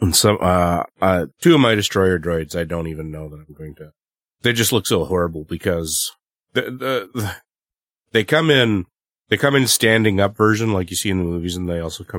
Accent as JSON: {"language": "English", "country": "Canada", "said": "I'm the Canadian."}